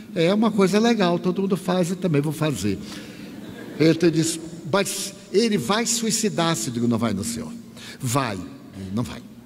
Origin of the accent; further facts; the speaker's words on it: Bahia, Brazil; eu sou baiano